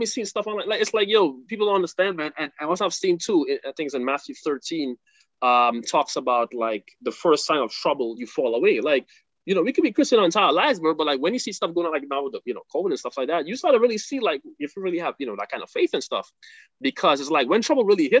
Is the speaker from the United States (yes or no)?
no; Trinidad & Tobago; I'm from Trinidad